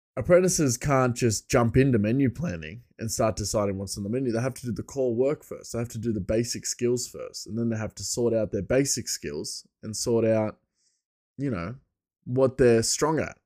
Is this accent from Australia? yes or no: yes; Bathurst, New South Wales, Australia; my hometown, uh, Bathurst is a, it was a, a, a, an inland settlement. It was the first inland settlement from Sydney.